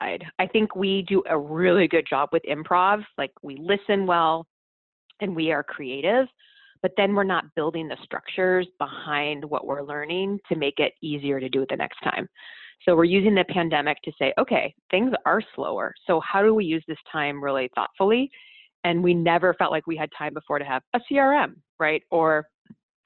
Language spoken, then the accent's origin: English; Midwest, United States; I'm from the Midwest, where you don't have a high opinion, you don't brag